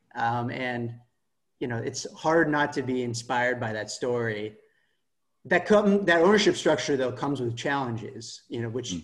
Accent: Palo Alto, California, United States; I'm from Palo Alto, uh, which is sort of the heart of Silicon Valley

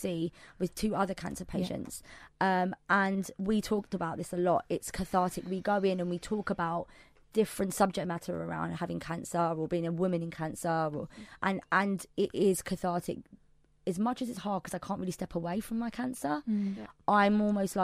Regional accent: London, United Kingdom; I'm a Londoner

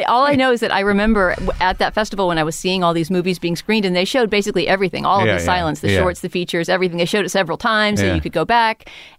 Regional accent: San Antonio, Texas, United States; But also, at least where I grew up in San Antonio, Texas, it was not easy to see silent movies, you know?

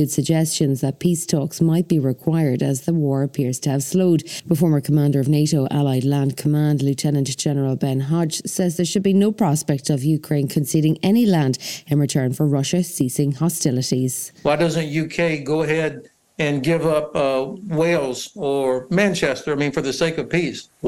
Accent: Canada; I'm here from Canada on book tour, and my country is still partially on fire

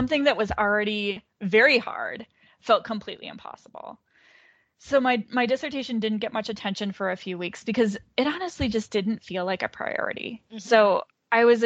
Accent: Minnesota, United States; also born or lived in Pittsburgh; I moved from Pittsburgh, where I was doing my coursework, back home to Minnesota

